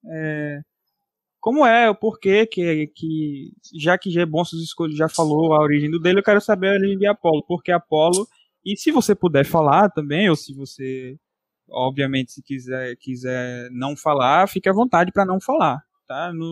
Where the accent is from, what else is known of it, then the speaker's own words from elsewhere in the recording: Belo Horizonte, Minas Gerais, Brazil; Sou de BH, mano, gente, sou de BH.